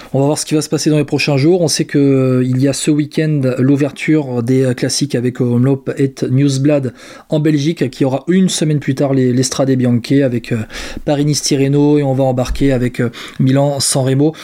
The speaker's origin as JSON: {"language": "French", "country": "France", "said": "on est français"}